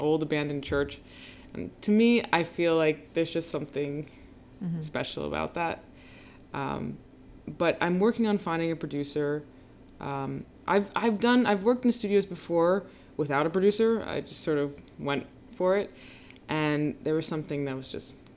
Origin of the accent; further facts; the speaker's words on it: Boonton Township, New Jersey, United States; moved away as an adult; now in New York City, United States; I used to live in a little town called Booton Township, New Jersey